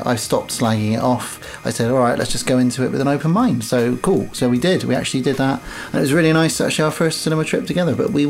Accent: United Kingdom; We're British

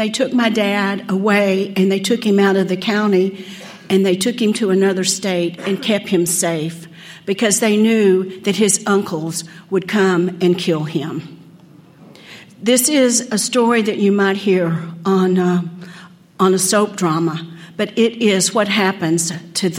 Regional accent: Odessa, Texas, United States; I grew up in Odessa, Texas.

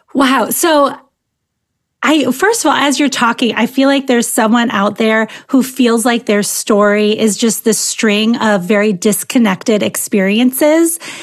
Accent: Michigan, United States; born or raised there

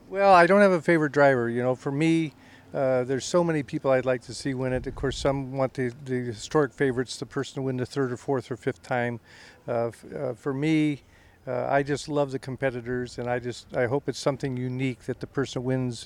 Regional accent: Indianapolis, Indiana, United States; I grew up in Indianapolis, so I've been coming out here for probably close to 60 years

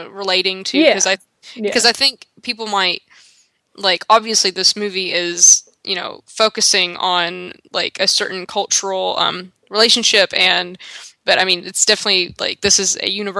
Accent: Kentucky, United States; For example, I'm from Kentucky. I live in Kentucky and I was born in Kentucky

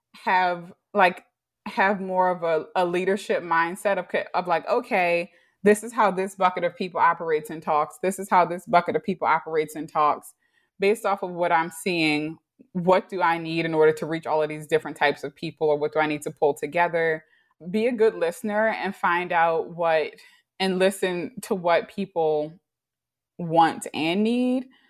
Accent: Baltimore, Maryland, United States; also born or lived in New York; I grew up in Baltimore, probably one of few African American Baltimoreans who went to public school

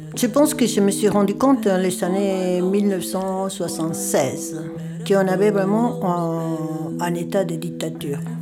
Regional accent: Argentina; French is a second language; moved away as an adult; now in France; En los años 76, je vivais en Argentina, yo era estudiante

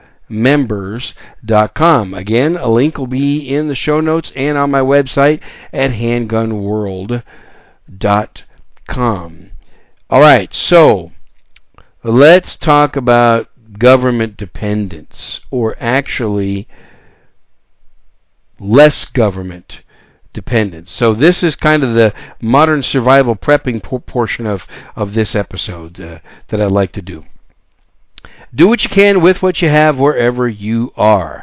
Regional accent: Wisconsin, United States; also born or lived in New York City, United States; now in San Antonio, United States; I was born in New York City, raised most of my young life in Wisconsin. I call Wisconsin home.

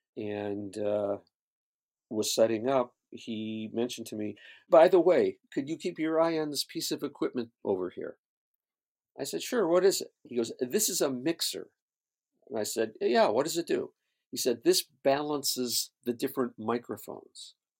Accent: Syracuse, New York, United States; moved away as an adult; now in Los Angeles, United States; I grew up in upstate New York, Syracuse, New York

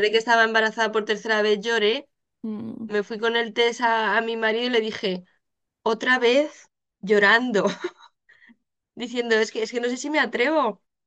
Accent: Spain; moved away as an adult; now in Netherlands; yo soy española, residente en Holanda desde hace ya casi 10 años.

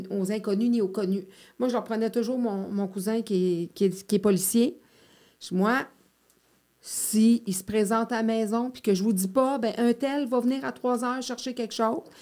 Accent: Montreal, Quebec, Canada; je le sais parce que j'ai grandi à Montréal, quand c'est ton environnement, puis que tu prends ton vélo, puis que tu traverses les, huit ruelles bord en bord, c'est ta communauté.

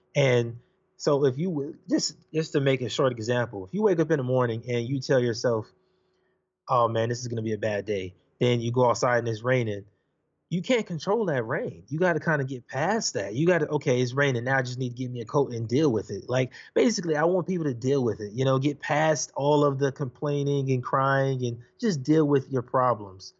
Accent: Los Angeles, California, United States; I'm from Los Angeles, California. I grew up in Watts, Compton

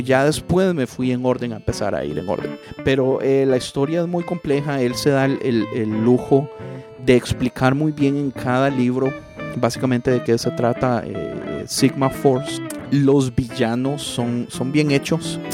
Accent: Costa Rica; yo soy tico

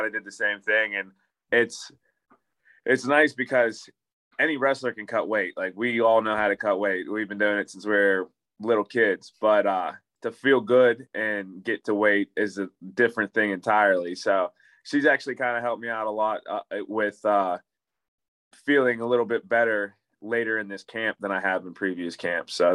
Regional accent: Pittsburgh, Pennsylvania, United States; I live in Pittsburgh and I'm from Pittsburgh

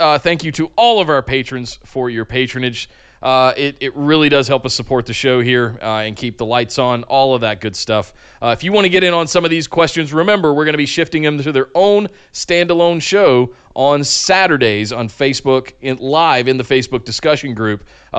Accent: North Carolina, United States; growing up in Central North Carolina around Smoky Mountain Wrestling, Glenn Jacobs.

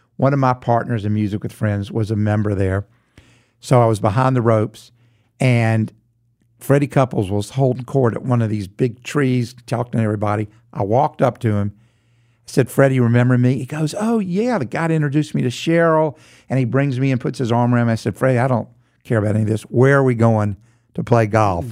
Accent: Charlotte, North Carolina, United States; growing up in Charlotte, a lot of my friends shared my musical journey.

